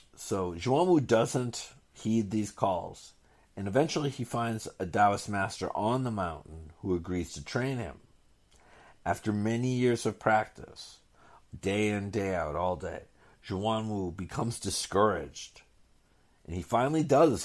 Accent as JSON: {"language": "English", "town": "Boston", "region": "Massachusetts", "country": "United States", "tie": "born or raised there", "said": "Boston, which I considered my hometown"}